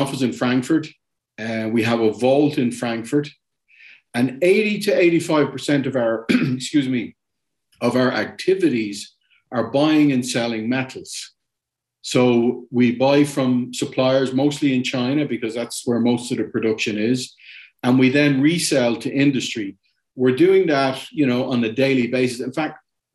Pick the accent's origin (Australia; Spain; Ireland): Ireland; Dublin, Leinster; moved away as an adult; also born or lived in Germany / Latin America; I'm from Dublin originally